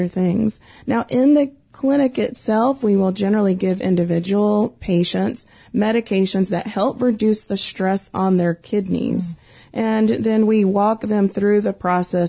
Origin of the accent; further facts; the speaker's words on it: the Carolinas, United States; I'm from the Carolinas, so I love talking slow